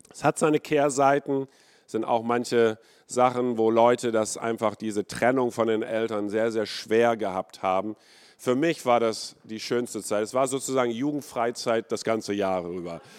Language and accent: German; India; born there; Ich bin ähm, in Indien geboren vor 53 Jahren ähm, ich bin Kind eines Missionarsehepaar, die dort 23 Jahre äh, lang waren.